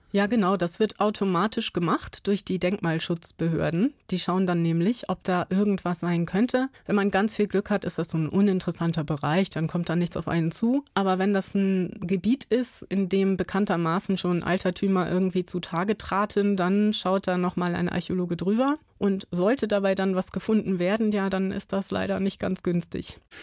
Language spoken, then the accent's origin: German; Buxtehude, Lower Saxony, Germany; also born or lived in Spessart, Bavaria; ich bin auf dem Land aufgewachsen, in der Nähe von Hamburg